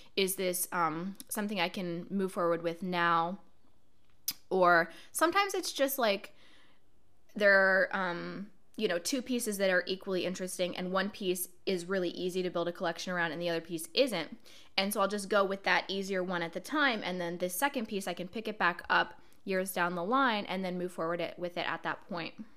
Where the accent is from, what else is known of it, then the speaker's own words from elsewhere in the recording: Portland, Oregon, United States; moved away as an adult; now in Brooklyn, United States; I decided to move from my hometown, Portland, Oregon, to where I live now, Brooklyn, New York